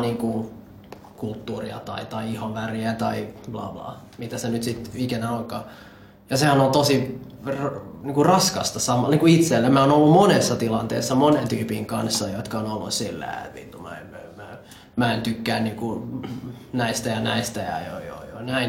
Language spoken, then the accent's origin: Finnish; Finland; also born or lived in Colombia; mä itsekin tota, noin koko elämäni asunut Suomessa